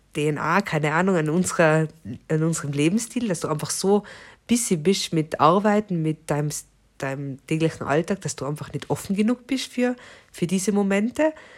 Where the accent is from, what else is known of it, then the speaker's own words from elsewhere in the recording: Austria; moved away; bei uns in Österreich